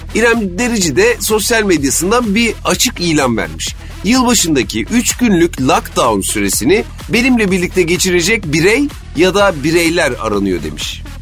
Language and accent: Turkish; Istanbul, Turkey; Ben çocukken İstanbul'da çok kar yağardı.